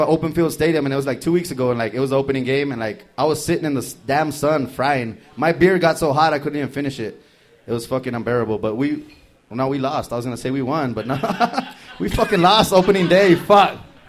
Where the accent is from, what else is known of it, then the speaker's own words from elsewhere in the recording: Texas, United States; I'm from Texas.